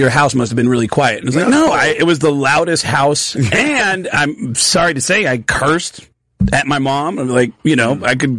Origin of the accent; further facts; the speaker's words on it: Mount Vernon, New York, United States; I grew up in a deaf family and I grew up in Mount Vernon outside the Bronx.